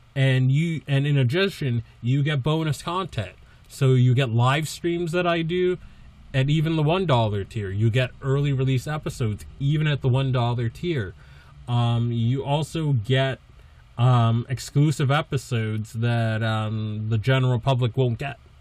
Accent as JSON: {"language": "English", "region": "East Coast", "country": "United States", "tie": "born or raised there", "lives_now": "Massachusetts, United States", "said": "I grew up in the East Coast"}